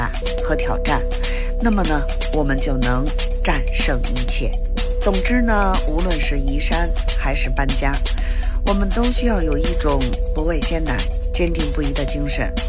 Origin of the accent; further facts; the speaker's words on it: Beijing, China; 我是北京的